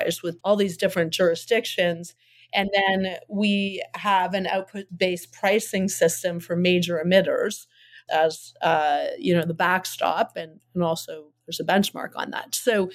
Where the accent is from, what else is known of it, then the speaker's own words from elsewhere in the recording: Hamilton, Ontario, Canada; I'm from Hamilton. Hamilton's like Detroit, and it's a steel town.